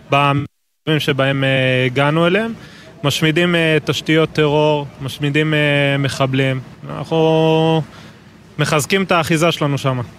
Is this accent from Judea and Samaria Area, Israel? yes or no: yes; Ginot Shomron, Judea and Samaria Area, Israel; now in Oranit, Israel; אני במקור אה, מגינות שומרון, גר היום באורנית.